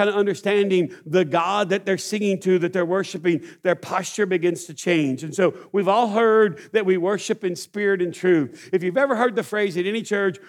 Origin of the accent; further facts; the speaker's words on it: East Texas, United States; I grew up in East Texas